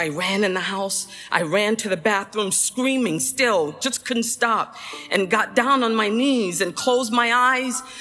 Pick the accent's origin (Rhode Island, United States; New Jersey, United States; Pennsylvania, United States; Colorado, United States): Rhode Island, United States; Central Falls; I grew up in Central Falls, Rhode Island